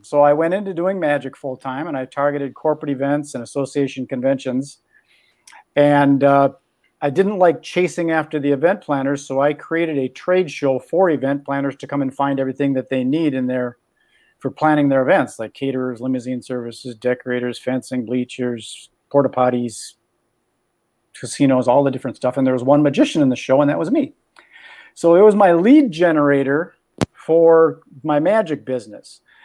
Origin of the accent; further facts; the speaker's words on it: Minneapolis, Minnesota, United States; also born or lived in California; I'm from Minneapolis, Minnesota, where it's cold in the winter